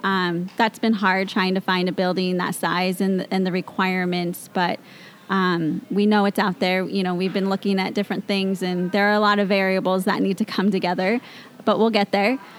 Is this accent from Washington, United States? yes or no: yes; Mount Vernon, Washington, United States; I grew up in the Mount Vernon area, nice. born and raised. I've always lived there